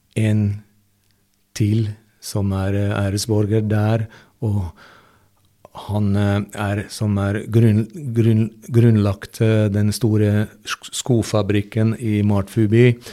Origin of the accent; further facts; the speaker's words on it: Hungary; Norwegian is a second language; moved away as an adult; also born or lived in Budapest; now in Norway; i hjembyen min